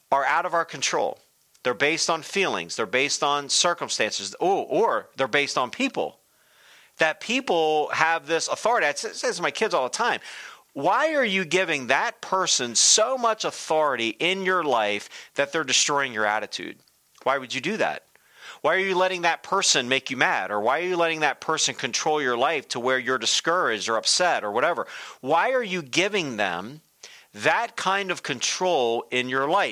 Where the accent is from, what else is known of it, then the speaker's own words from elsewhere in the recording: Delaware, United States; When I was a kid growing up, I grew up in Delaware.